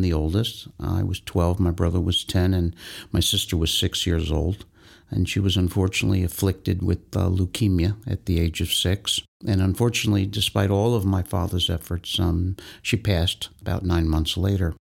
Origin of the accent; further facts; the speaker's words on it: Tarrytown, New York, United States; I'm born and raised in Tarrytown, New York. I've been there my whole life.